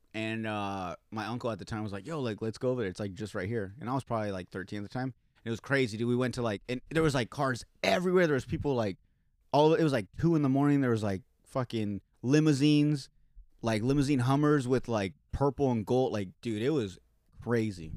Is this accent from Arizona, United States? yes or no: yes; Yuma, Arizona, United States; born or raised there